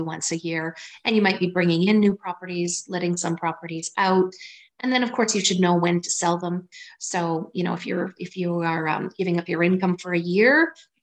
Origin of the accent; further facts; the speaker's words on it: Waterton, Alberta, Canada; moved away as an adult; also born or lived in Pincher Creek, Alberta / Campbell River, British Columbia; I lived in Waterton and went to a 2-room schoolhouse